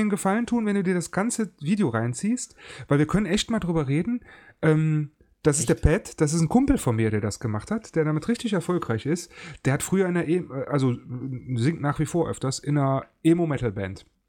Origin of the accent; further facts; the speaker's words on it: Cologne, North Rhine-Westphalia, Germany; ich bin geborener Kölner, mit dem Karneval groß geworden